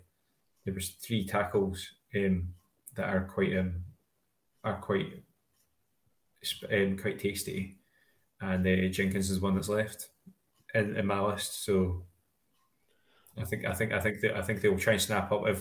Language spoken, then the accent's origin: English; Scotland, United Kingdom; we're Scottish